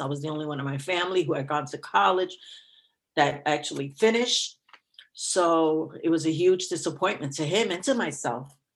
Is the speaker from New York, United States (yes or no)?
yes; New York City, New York, United States; also born or lived in Queens; I was raised in the Bronx